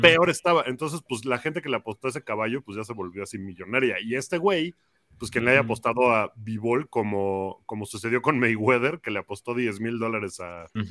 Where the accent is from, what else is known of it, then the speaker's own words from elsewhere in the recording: Mexico; digo que soy de México